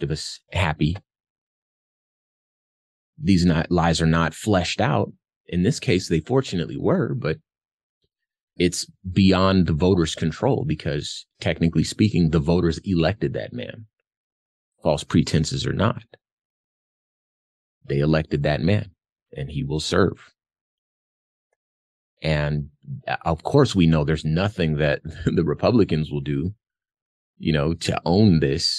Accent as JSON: {"language": "English", "region": "Arizona", "country": "United States", "said": "my home state of Arizona"}